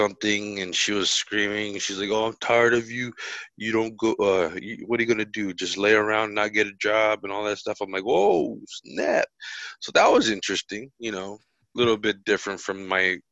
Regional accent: New Jersey, United States; now in Florida, United States; I'm from Jersey

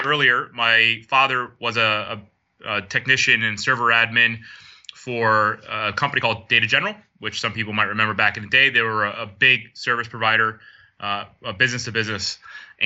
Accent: upstate New York, United States; moved away as an adult; now in Bermuda; where I was growing up as a kid, I was kind of in the outskirts in the boondocks in upstate New York

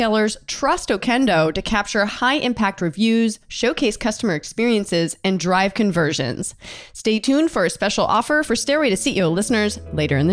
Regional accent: Delaware, United States; I'm from Delaware, so I know the area well

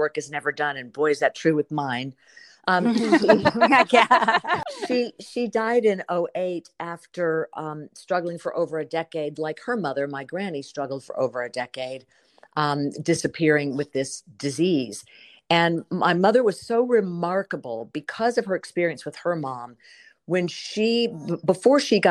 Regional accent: South Carolina, United States; now in Burbank, United States; my hometown where my family comes from and where my mother lived and loved and died, in South Carolina

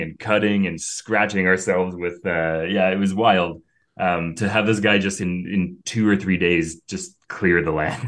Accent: Cambridge, Ontario, Canada; moved away as an adult; now in Greece; from a little small town, Cambridge, Ontario

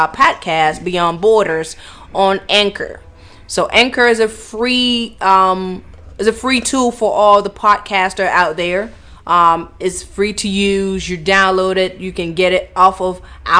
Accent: Cameroon; now in United States; I hail from Cameroon.

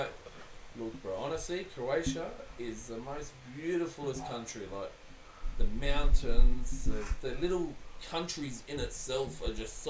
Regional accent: Australia; Like, where are you from? I'm like, Australia.

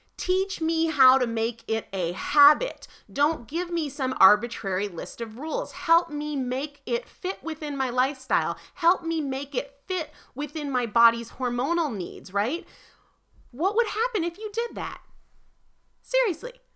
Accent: New Hampshire, United States; moved away; I'm originally from New Hampshire

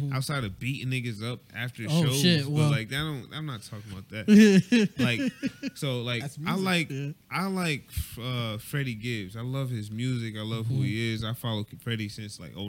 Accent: Buffalo, New York, United States; I'm from Buffalo

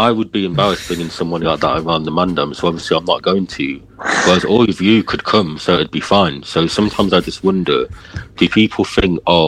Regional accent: Derby, East Midlands, United Kingdom; I'm from Derby

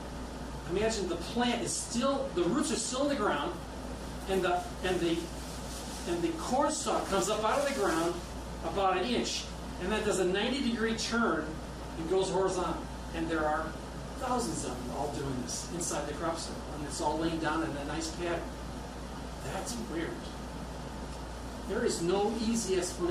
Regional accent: Midwest, United States; I'm from the Midwest

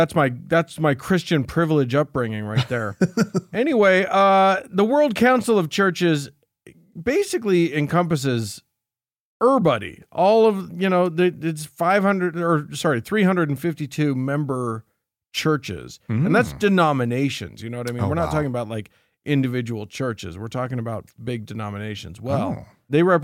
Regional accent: Romania; and I'm from Romania. It's too close to Russia.

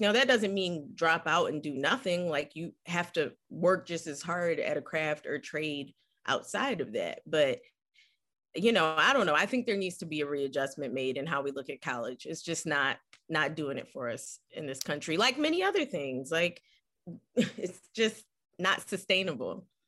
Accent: Philadelphia, Pennsylvania, United States; moved away; growing up in West Philly was incredible

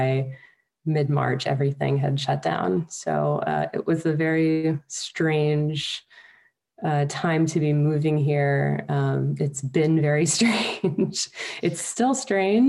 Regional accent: Washington, District of Columbia, United States; moved away as an adult; also born or lived in Los Angeles, California; now in Switzerland; I was born in Los Angeles, actually, but grew up in the Washington, D.C. area

